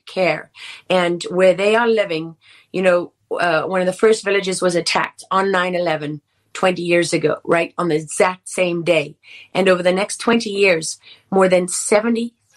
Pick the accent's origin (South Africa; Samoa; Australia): South Africa; I am South African.